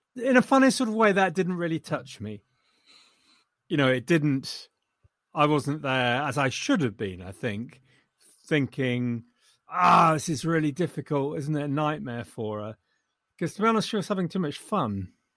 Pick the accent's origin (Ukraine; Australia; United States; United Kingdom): United Kingdom; England; I'm too English